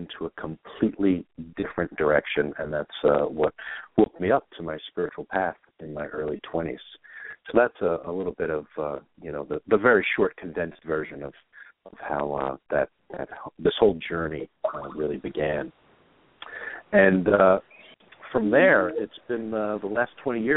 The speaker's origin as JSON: {"language": "English", "town": "New York City", "region": "New York", "country": "United States", "tie": "born or raised there", "said": "grew up in New York. I'm originally from Queens, New York, and grew up a little rough and tumble"}